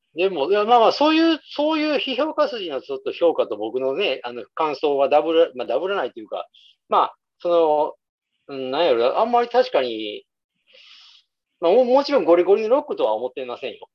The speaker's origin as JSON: {"language": "Japanese", "region": "Nara", "country": "Japan", "tie": "born or raised there", "said": "僕らはほら、地元奈良でしょ。"}